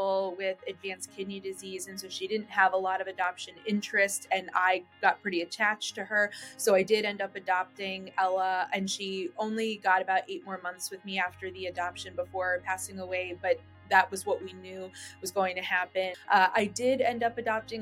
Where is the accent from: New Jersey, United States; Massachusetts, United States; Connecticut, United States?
Massachusetts, United States; when I was growing up in Massachusetts, my neighborhood was very cat-centric